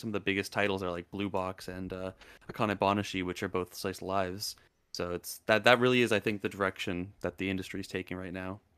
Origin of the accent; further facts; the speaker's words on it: Canada; I'm Canadian